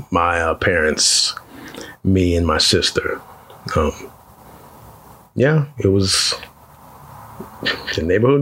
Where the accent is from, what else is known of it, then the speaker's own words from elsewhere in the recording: Altamonte Springs, Florida, United States; also born or lived in Trinidad / Winter Park, Florida; We moved to Winter Park and then we moved to Altamont Springs. So I grew up in Altamont Springs.